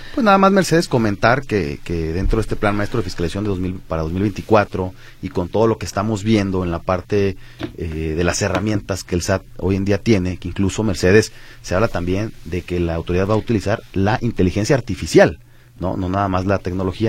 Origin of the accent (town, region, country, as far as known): Mexico